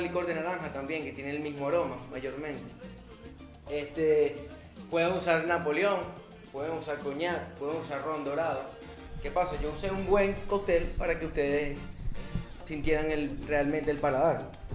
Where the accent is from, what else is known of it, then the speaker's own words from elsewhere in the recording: Barquisimeto, Lara, Venezuela; moved away as an adult; now in Dominican Republic; Yo soy de Barquisimeto, Estado Lara